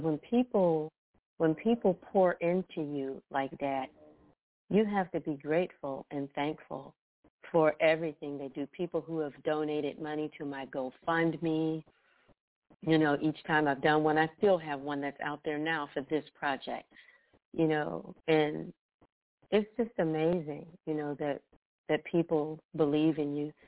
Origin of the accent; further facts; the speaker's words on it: Youngstown, Ohio, United States; now in Bristow, United States; I'm originally from Youngstown, Ohio.